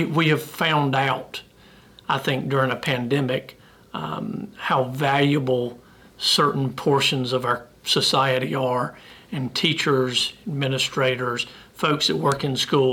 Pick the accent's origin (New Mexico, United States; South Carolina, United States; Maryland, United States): South Carolina, United States; Piedmont; also born or lived in Fort Mill, South Carolina; born and raised in South Carolina, grew up right down the road in Piedmont